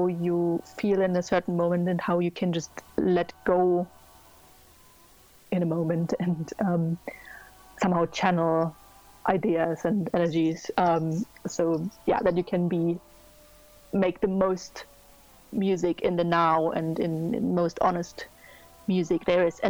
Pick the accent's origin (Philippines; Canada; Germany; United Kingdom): Germany; I'm from Germany